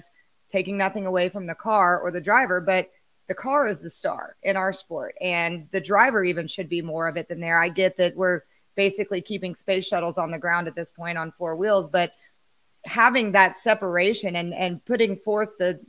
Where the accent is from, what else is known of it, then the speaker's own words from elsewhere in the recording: Texas, United States; I was born and raised in Texas, boys. Born and raised in Texas